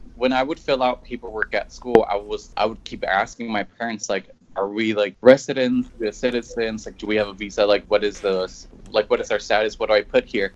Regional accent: Mexico; now in San Diego, United States; I'm from Mexico. I came to the United States around 2005

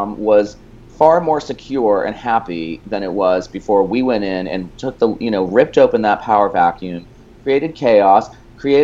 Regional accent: Boston, Massachusetts, United States; moved away as an adult; now in New York City, United States; I'm originally from the Boston area, and I definitely grew up, even though you wouldn't know it from my last name, which is on my father's side, Irish. I'm actually more Lebanese than Irish, and I grew up in the Boston area

